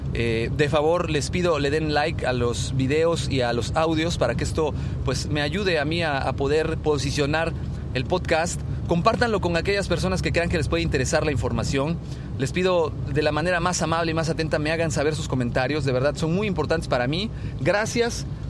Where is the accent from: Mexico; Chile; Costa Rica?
Mexico; a nosotros como mexicanos